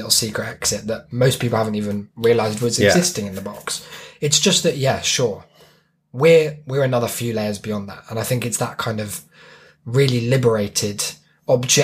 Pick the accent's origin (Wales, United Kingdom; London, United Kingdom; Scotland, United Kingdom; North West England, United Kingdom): North West England, United Kingdom; Birkenhead; The Wirral. I'm from Birkenhead